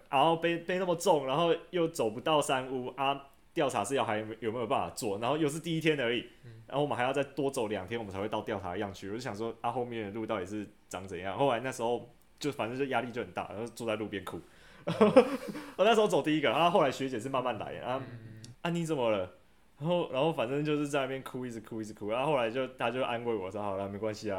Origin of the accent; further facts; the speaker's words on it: Taiwan; 我从小住在山上，两千多公尺